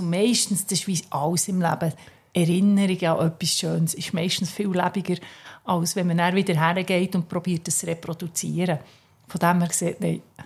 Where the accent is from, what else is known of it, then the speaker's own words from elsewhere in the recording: Switzerland; als Schweizer Mädchen